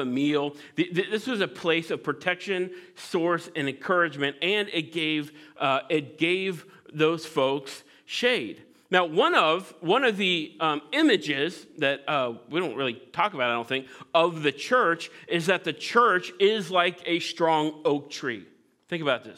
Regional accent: Midwest, United States; I grew up in the Midwest

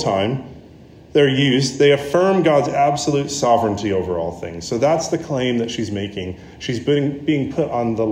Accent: United States; me as the American with a bunch of other Americans there

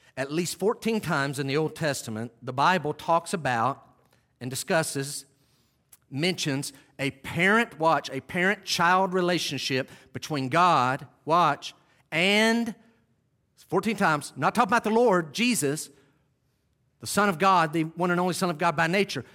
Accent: Western North Carolina, United States; I grew up in Western North Carolina in the early seventies

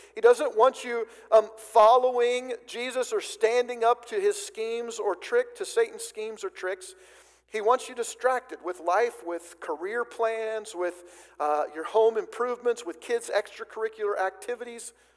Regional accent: White City, Oregon, United States; I grew up in Oregon. First 18 years of uh, my life was spent in south central Oregon, about 45 minutes or an hour or so from the California border

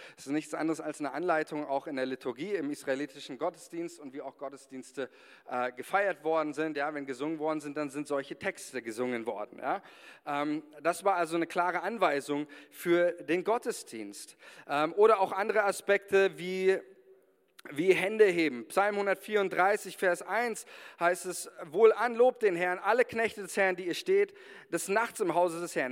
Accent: Germany; wir als Deutsche

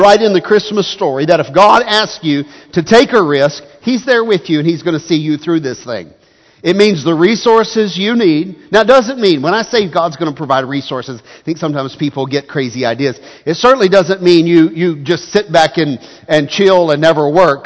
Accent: United States; as Americans

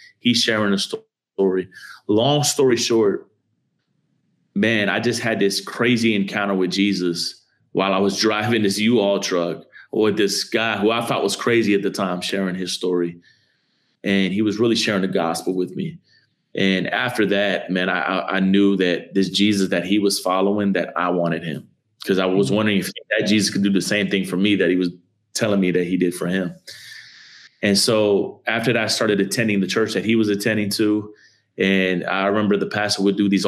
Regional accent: Miami, Florida, United States; I grew up in a melting pot of people in a city called Miami, Florida

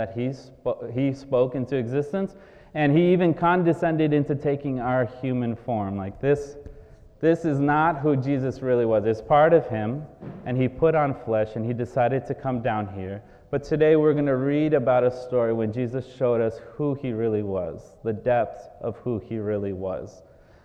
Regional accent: Brazil; moved away; I am originally from Brazil

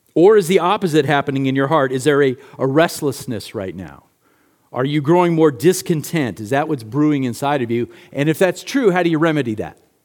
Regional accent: United States; As American Christians

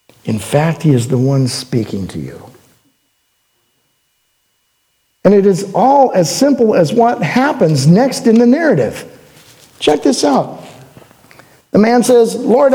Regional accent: Oregon, United States; I'm from Oregon

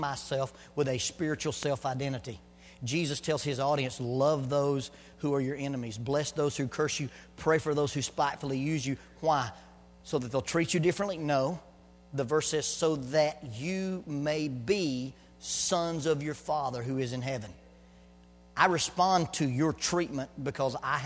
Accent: the South, Southern United States, United States; accent: Southern; first language Southern English; my first language is not English. My first is Southern English

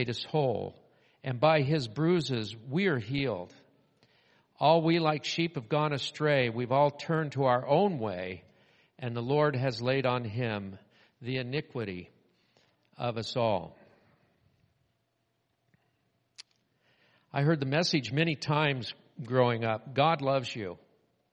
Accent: Southern California, United States; When I was growing up in Southern California, we had driver's training

